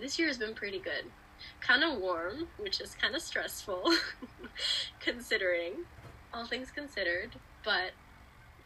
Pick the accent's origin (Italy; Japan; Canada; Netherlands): Italy; Milan, Lombardy; I'm from Italy, Milan specifically.